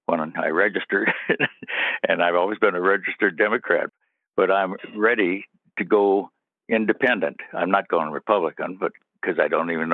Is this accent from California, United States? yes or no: no; Duluth, Minnesota, United States; my hometown, Duluth